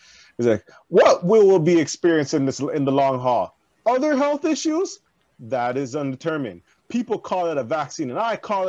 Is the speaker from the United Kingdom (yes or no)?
no; Canada; It's like, I'm from Canada!